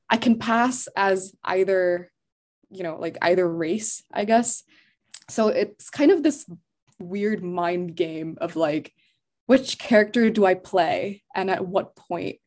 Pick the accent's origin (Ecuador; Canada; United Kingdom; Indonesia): Indonesia; Jakarta; moved away as an adult; now in United States; I was born in the States, but I grew up in Indo and we would go back and forth to the States because we had family there. I went to school in Indo